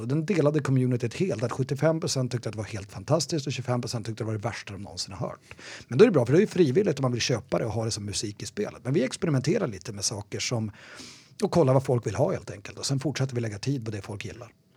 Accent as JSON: {"language": "Swedish", "town": "Umeå", "region": "Västerbotten County", "country": "Sweden", "also_born_or_lived": "Gothenburg", "moved": "as an adult", "lives_now": "Stockholm, Sweden", "said": "Jag, jag kommer från Umeå från början."}